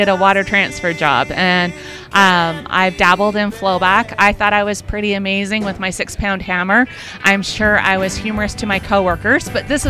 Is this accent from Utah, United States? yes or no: yes; Roosevelt, Utah, United States; now in Erie, Colorado, United States; But I was born and raised in Roosevelt, Utah, so the Green River Basin.